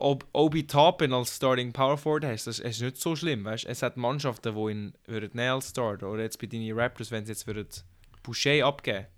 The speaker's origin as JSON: {"language": "German", "country": "Switzerland", "said": "Wir sind ja Schweizer, wir sind da Schweizer genau"}